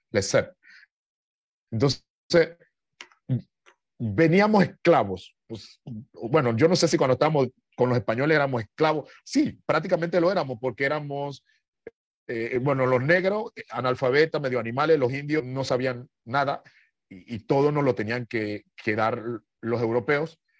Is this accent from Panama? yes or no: yes; Panama; moved away as an adult; also born or lived in Italy / Nicaragua; el medio donde yo nací, ¿no? Eh, Panamá es un país joven, eh, tiene 115 años de vida republicana